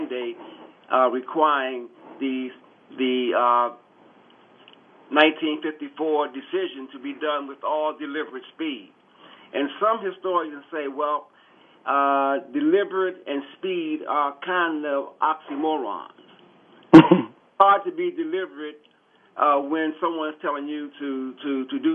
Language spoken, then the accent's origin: English; Washington, District of Columbia, United States; I was born in Washington, D.C. I'm a child of the 60s